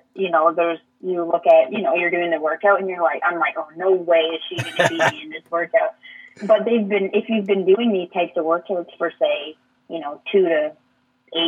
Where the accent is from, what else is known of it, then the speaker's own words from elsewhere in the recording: Waterford, Ontario, Canada; now in Brantford, Canada; growing up in Waterford